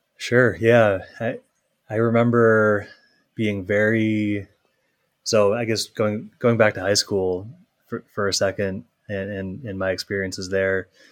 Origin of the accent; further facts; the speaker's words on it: Minnesota, United States; also born or lived in Michigan; I grew up in Minnesota, so not, not too far away.